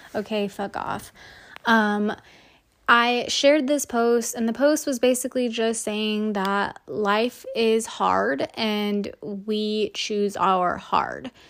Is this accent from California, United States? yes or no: yes; Salinas, California, United States; also born or lived in Davis, California; I'm from Salinas, California